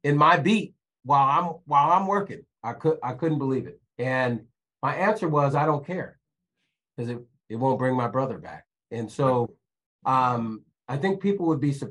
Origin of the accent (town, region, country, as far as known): Sacramento, California, United States; born or raised there